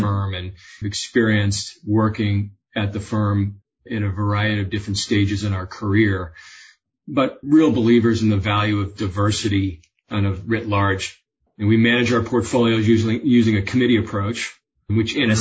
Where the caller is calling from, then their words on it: Nantucket, Massachusetts, United States; also born or lived in Boston; I'm calling in from Nantucket, coast of Massachusetts.